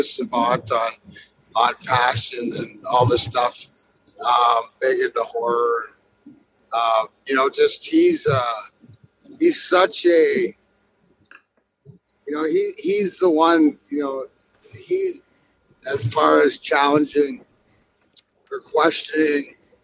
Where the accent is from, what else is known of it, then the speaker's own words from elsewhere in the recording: Windsor, Ontario, Canada; now in Detroit, United States; Where I'm from is right across the border. So this outside Windsor. So I've lived over here since 92 and never went home.